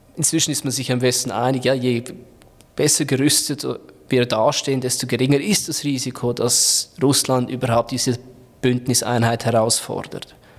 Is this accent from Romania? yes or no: no; Switzerland; Bei uns in der Schweiz